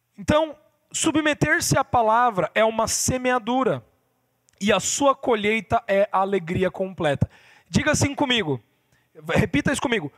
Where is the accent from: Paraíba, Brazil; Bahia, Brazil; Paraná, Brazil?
Paraná, Brazil; interior of; eu sou do interior do Paraná